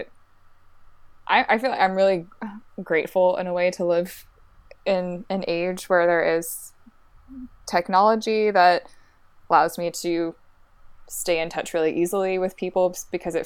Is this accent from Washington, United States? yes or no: yes; Olympia, Washington, United States; moved away as an adult; also born or lived in Chicagoland / Newberg, Oregon; I'm originally from Olympia, Washington.